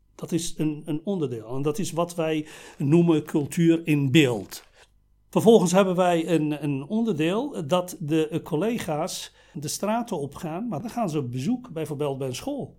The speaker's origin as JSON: {"language": "Dutch", "country": "Morocco", "tie": "born or raised there", "moved": "as an adult", "lives_now": "Netherlands", "said": "geboren en getogen in Marokko. Ik ben op leeftijd van 24 eh, naar Nederland gekomen."}